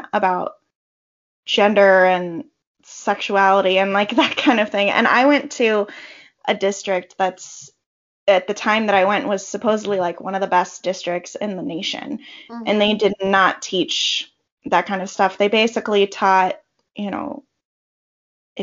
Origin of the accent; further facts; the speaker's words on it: California, United States; I was born and raised in California